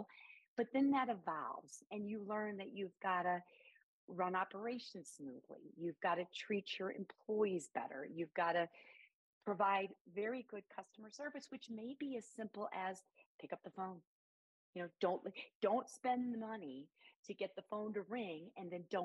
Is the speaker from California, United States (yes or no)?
no; near St. Louis, Illinois side, United States; moved away; also born or lived in Chicago, Illinois / Denver, Colorado; my hometown, you know, right on the border of St. Louis